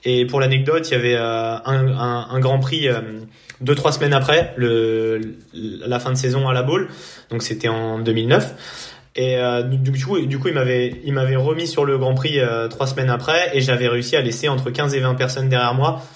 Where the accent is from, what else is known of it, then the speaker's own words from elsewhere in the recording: Poissy, Île-de-France, France; je suis né à Poissy et j'ai vécu euh, euh, toute ma vie euh, à Poissy